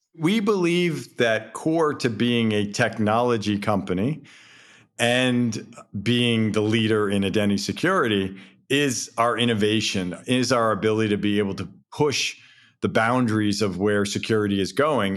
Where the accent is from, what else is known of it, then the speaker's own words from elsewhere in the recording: East Coast, New England, United States; also born or lived in Southern California; now in Boston, United States; I grew up here on the East Coast